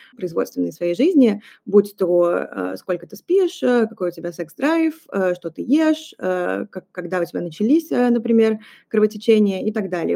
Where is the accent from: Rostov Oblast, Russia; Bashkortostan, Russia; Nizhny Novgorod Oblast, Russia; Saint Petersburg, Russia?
Saint Petersburg, Russia; moved away as an adult; now in Paris, France; сейчас я нахожусь в Петербурге, это мой родной город, а вообще я живу в Париже